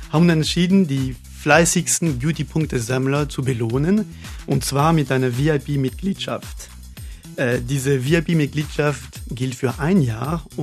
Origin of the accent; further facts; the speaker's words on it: France; German is a second language; Ja, ich stamme aus Frankreich, das kann ich natürlich nicht verheimlichen. Ja, ich bin Franzose